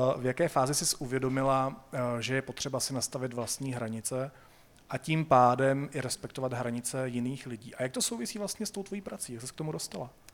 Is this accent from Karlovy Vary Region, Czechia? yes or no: yes; Sokolov, Karlovy Vary Region, Czechia; Já jsem ze Sokolova